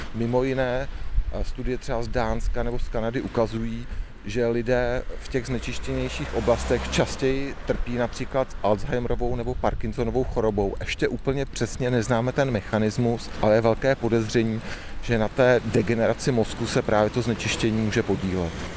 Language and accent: Czech; Chomutov, Ústí nad Labem Region, Czechia; Já pocházím z Chomutova, narodil jsem se koncem šedesátých let